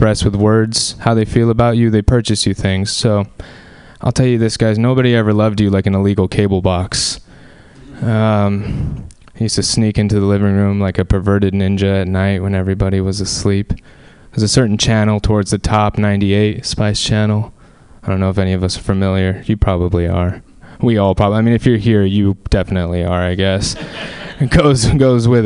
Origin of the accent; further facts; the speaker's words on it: Anaheim, California, United States; I'm from Southern California. I'm from Anaheim, which is where Disneyland is